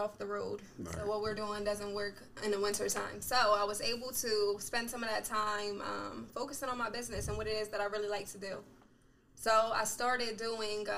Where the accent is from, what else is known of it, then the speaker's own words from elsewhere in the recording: Harrisburg, Pennsylvania, United States; I'm from Harrisburg, Pennsylvania.